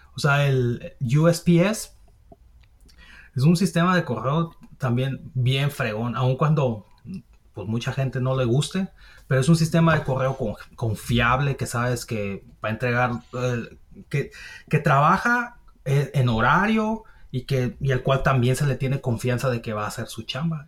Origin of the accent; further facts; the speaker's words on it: Mexico; now in United States; nosotros como mexicanos